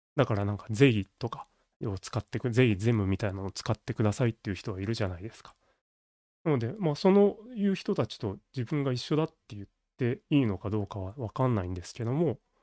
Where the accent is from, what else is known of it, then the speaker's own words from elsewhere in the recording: Kansai, Japan; 僕は関西人